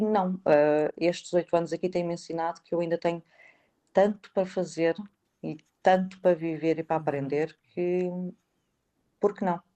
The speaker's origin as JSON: {"language": "Portuguese", "country": "Portugal", "moved": "as an adult", "lives_now": "London, United Kingdom", "said": "nós portugueses"}